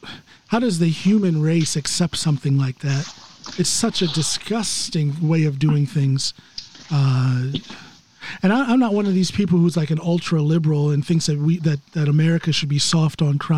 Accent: United States; moved away as an adult; also born or lived in coastal northern Norway; now in Norway; I'm just an American who happens to live here. Everybody assumes that I have my Norwegian citizenship. I do not

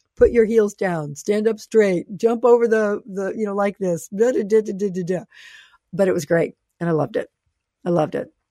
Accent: the South, United States; I grew up in the South

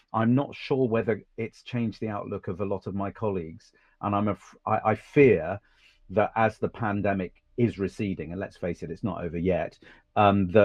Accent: Suffolk, East of England, United Kingdom; also born or lived in Cambridge; I grew up in Suffolk with a nice middle class privileged family.

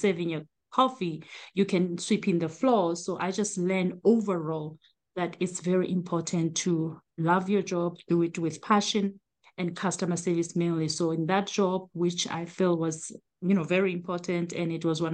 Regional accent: South Africa; moved away as an adult; now in United States; I am originally from South Africa, born and raised.

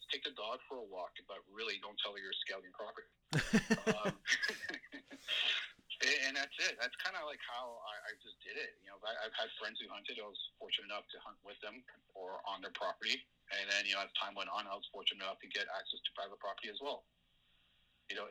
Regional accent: Toronto, Ontario, Canada; I grew up in North York, and I for the past 20 years lived in downtown

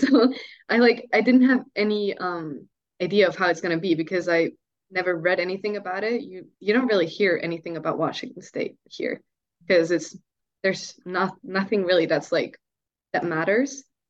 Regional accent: Switzerland; I think that Swiss families are actually closer to each other than American families, from what I experienced.

